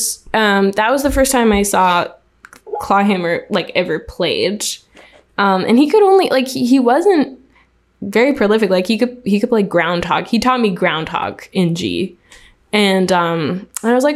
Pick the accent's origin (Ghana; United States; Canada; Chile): Canada; Montreal, Quebec; So I'm originally from Montreal, Quebec, and like Canada mostly, like, no, completely born and raised.